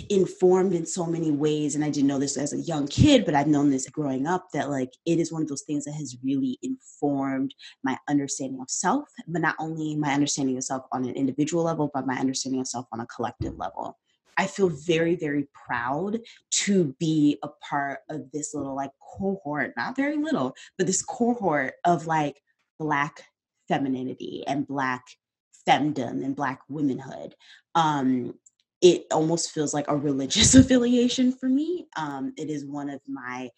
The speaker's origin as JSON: {"language": "English", "town": "Detroit", "region": "Michigan", "country": "United States", "tie": "born or raised there", "said": "I grew up on the northeast side of Detroit, but I went to schools in the suburbs in all white schools"}